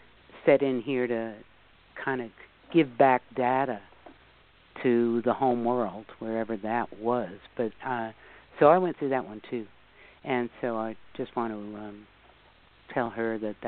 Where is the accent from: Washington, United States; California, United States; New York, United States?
New York, United States; New York City; I grew up in the New York area, in New York City, actually, to begin with.